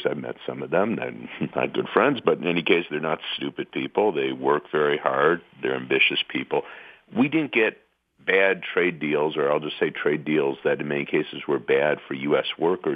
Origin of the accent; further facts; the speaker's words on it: Michigan / the Midwest, United States; moved away; I'm from Michigan or from the Midwest, went to school in Michigan